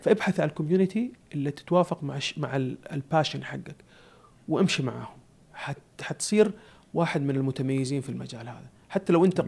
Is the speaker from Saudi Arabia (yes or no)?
yes; Saudi Arabia; عندنا في السعودية